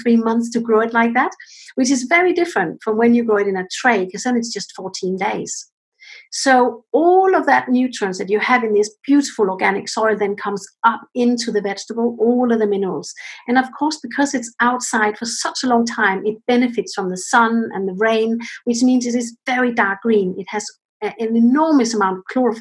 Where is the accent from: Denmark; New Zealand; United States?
Denmark; now in United Kingdom; I'm actually originally from Denmark, and my parents are in Denmark, and I'm here in the UK.